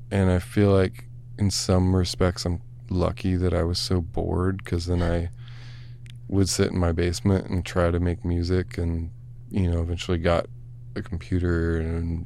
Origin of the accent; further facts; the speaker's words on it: Bowling Green, Ohio, United States; moved away; also born or lived in Yellow Springs, Ohio; I grew up there. It's just like small town